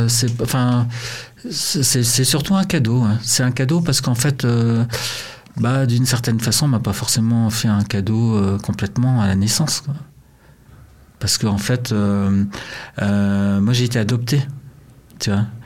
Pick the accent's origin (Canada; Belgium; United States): Canada; Montreal, Quebec; born there; au Canada là où je suis né à Montréal